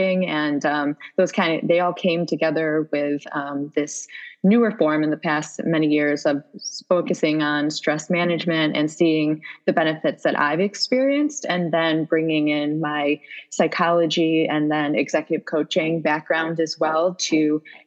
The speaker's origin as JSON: {"language": "English", "town": "Syracuse", "region": "New York", "country": "United States", "tie": "born or raised there", "moved": "as an adult", "lives_now": "New York City, United States", "said": "I grew up in Syracuse, New York, which is about 4 hours north, but I've been here for 15 years"}